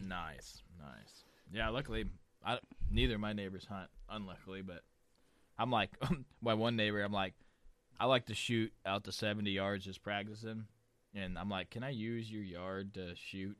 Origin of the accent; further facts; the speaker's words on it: Missouri, United States; I'm from Missouri